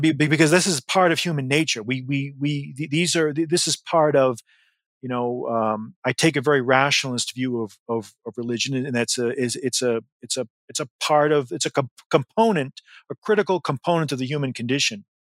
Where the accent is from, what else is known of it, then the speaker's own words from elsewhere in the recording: Massachusetts, United States; I grew up in Massachusetts